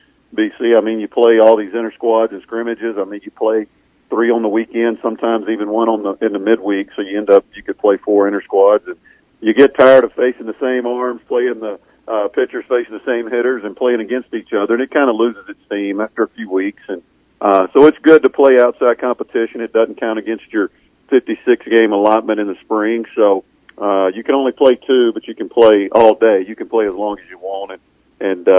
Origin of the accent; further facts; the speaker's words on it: Mississippi, United States; I kind of went against the grain growing up in Mississippi